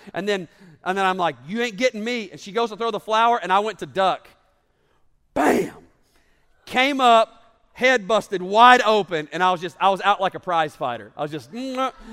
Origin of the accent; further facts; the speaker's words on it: North Georgia, United States; also born or lived in Alabama; I grew up in North Georgia